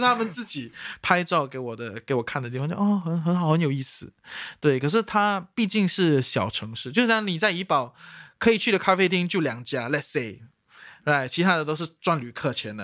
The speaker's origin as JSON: {"language": "Chinese", "country": "Singapore", "said": "身为一个新加坡人"}